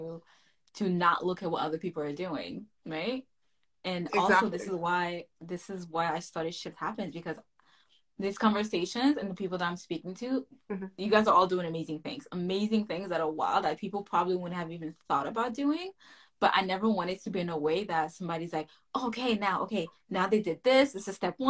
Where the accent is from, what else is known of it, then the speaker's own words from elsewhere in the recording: Haiti; moved away; We both were born and raised in Haiti for a big chunk of our lives.